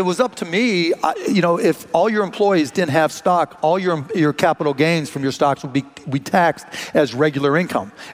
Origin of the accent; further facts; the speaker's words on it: Pittsburgh, Pennsylvania, United States; now in Dallas, United States; I grew up in Pittsburgh